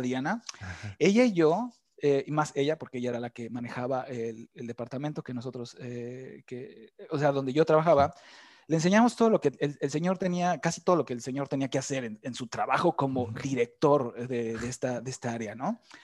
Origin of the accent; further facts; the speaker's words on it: Mexico City, Mexico; moved away as an adult; also born or lived in Playa del Carmen, Mexico; now in Germany; me salí de México